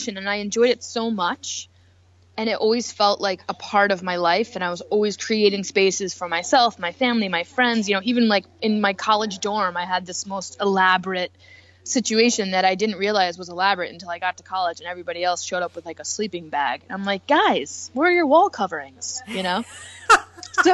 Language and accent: English; Connecticut, United States; moved away; also born or lived in New York City; when I grew up in Connecticut, I was the best dancer.